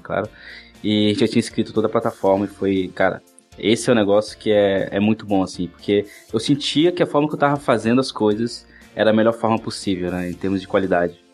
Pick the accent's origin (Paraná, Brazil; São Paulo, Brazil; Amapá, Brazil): Amapá, Brazil; Oiapoque; moved away as an adult; now in Florianópolis, Brazil; eu nasci em Oiapoque, Amapá, sou um cara do norte aqui